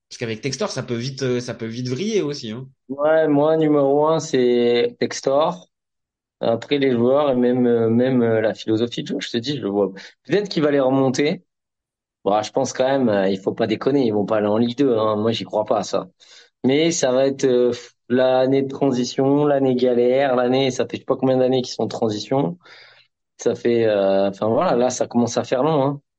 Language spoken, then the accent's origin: French; Marseille, Provence-Alpes-Côte d'Azur, France; Je n'ai pas peur de le dire, alors que je suis Marseillais.